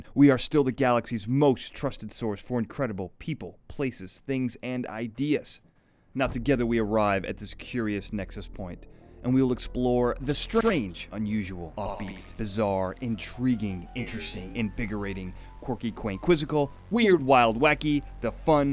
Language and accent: English; Chicago, Illinois, United States; So I grew up in Chicago. I'm from Chicago